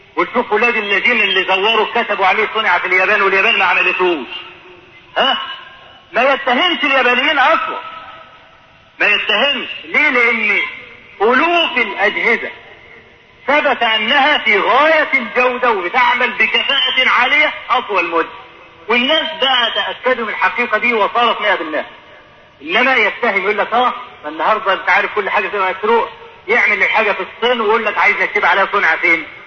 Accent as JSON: {"language": "Arabic", "country": "Egypt", "said": "عندنا في مصر هنا"}